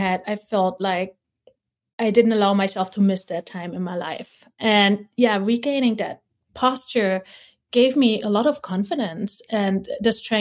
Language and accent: English; East Germany, Germany; moved away; also born or lived in Hawaii; I was born in East Germany. You got picked from a kindergarten if you had a good, you know, body posture, and we're put in class at a very early age